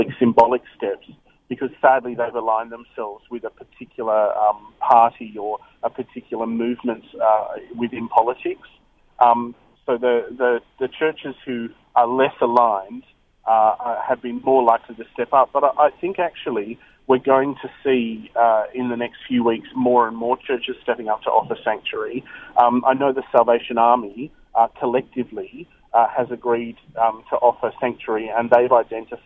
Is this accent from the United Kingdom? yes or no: no; Australia; we as an Australian people